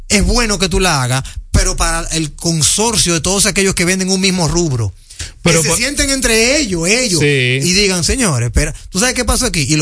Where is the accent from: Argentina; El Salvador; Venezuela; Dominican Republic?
Dominican Republic; nosotros somos dominicanos.